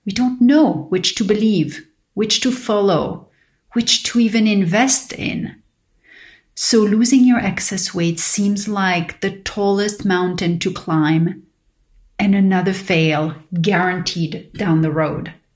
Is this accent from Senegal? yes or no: no; Paris, Île-de-France, France; moved away; growing up in Paris with my father who was diabetic.